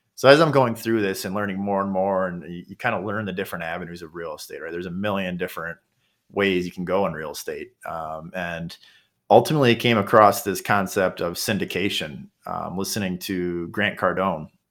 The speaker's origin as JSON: {"language": "English", "town": "Kenosha", "region": "Wisconsin", "country": "United States", "tie": "born or raised there", "lives_now": "Milwaukee, United States", "said": "my hometown, which is Kenosha, Wisconsin"}